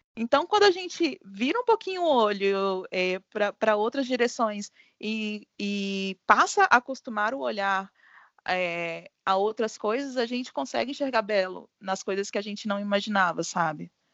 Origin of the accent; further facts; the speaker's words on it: Minas Gerais, Brazil; eu sou jornalista, sou mineira também, assim como a Nadica